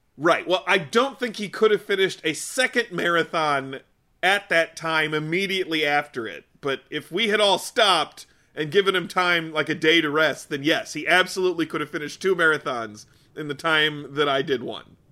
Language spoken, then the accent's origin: English; Michigan, United States; growing up in Michigan